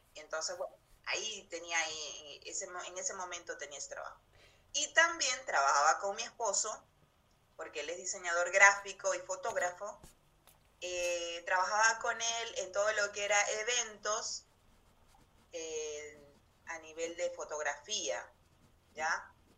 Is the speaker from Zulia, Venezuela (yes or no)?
yes; Maracaibo, Zulia, Venezuela; moved away as an adult; now in Comodoro Rivadavia, Argentina; Vengo de Venezuela, de Venezuela, de una ciudad que se llama Maracaibo